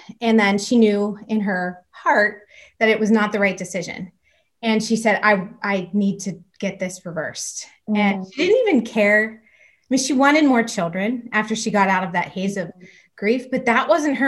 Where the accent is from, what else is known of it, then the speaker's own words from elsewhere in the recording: Pittsburgh, Pennsylvania, United States; I'm from Pittsburgh, Pennsylvania, and I'm a mom of 5 kids